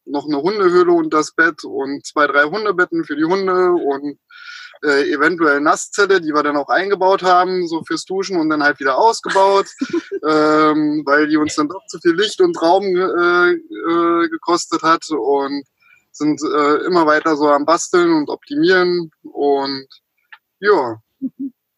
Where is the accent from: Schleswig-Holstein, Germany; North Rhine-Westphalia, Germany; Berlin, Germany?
Berlin, Germany; moved away as an adult; also born or lived in Potsdam / Austria / Bavaria; geboren in Potsdam, in Berlin aufgewachsen und bin dann mit 18 aus dieser großen bösen Stadt raus und nach Österreich